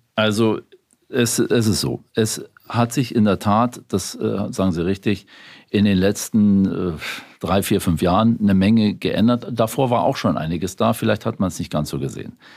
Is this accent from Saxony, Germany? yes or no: no; Berlin, Germany; also born or lived in Bavaria; ich bin zwar in Bayern geboren, aber in Berlin aufgewachsen, in Spandau.